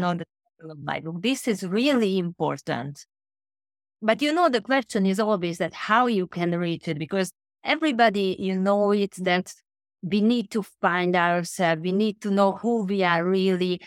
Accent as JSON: {"language": "English", "region": "Budapest", "country": "Hungary", "moved": "yes", "lives_now": "London, United Kingdom", "said": "now at the moment I'm in London, but originally I came from Budapest, which is a small country Hungary"}